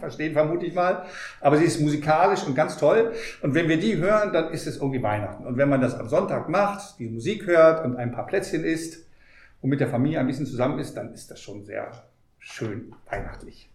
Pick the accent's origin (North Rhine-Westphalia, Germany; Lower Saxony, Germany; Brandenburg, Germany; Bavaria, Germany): North Rhine-Westphalia, Germany; near Cologne; moved away as an adult; also born or lived in Dresden / Pavia / Idar-Oberstein; now in Buenos Aires, Argentina; ich komme aus dem Bundesland Nordrhein-Westfalen in der Nähe von Köln